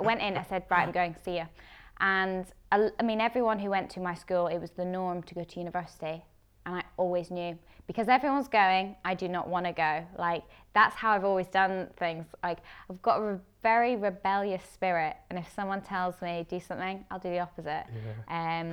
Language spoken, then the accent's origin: English; Edinburgh, Scotland, United Kingdom; also born or lived in England / London / Amsterdam; I moved up to Edinburgh when I was about 10, 11